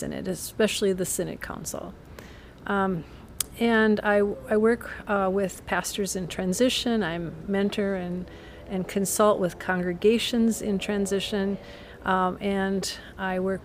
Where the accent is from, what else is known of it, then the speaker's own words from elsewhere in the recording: Jackson, Minnesota, United States; moved away as an adult; now in Wisconsin, United States; I grew up in a farm in southwest Minnesota